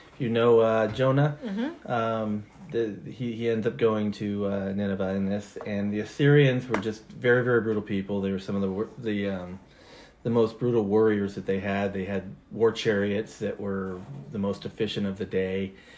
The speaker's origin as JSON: {"language": "English", "region": "Washington", "country": "United States", "tie": "born or raised there", "moved": "yes", "said": "my home state of Washington"}